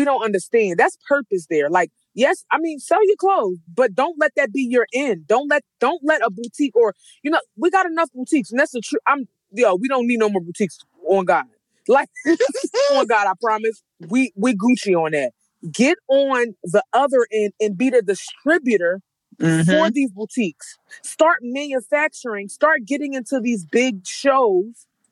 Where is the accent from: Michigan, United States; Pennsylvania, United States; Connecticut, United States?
Pennsylvania, United States; Philadelphia; I'm from North Philadelphia, graduated from Strawberry Mansion